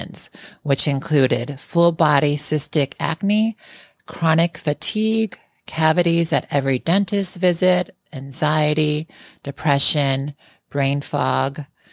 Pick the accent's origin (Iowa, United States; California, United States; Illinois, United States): Illinois, United States; Chicago; we were both born and raised in Chicago.